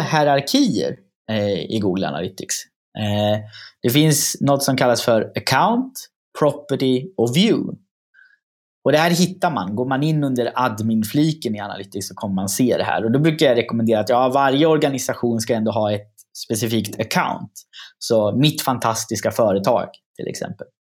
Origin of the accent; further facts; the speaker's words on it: Östergötland, Sweden; accent: östgötska; min östgötska slår igenom